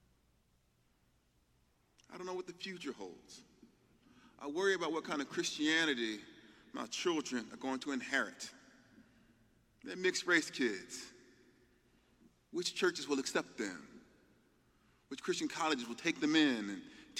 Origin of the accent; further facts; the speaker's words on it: the South, Southern United States, United States; I'm a Southerner